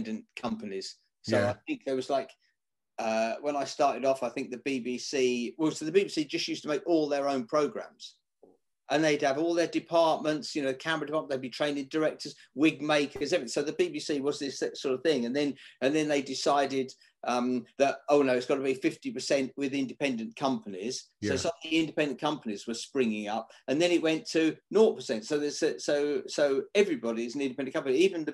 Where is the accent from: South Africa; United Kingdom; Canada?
United Kingdom; Billericay, East of England; also born or lived in Ilford; now in Muswell Hill, United Kingdom; I was born in Ilford. Yeah, moved out to Billericay